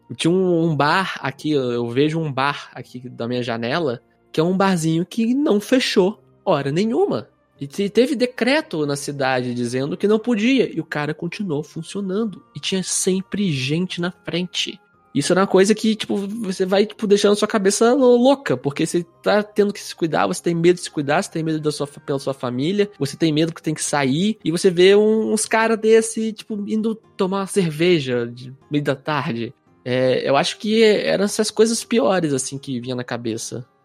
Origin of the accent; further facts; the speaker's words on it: interior of Rio de Janeiro state, Brazil; now in Curitiba, Brazil; sou natural do interior do Rio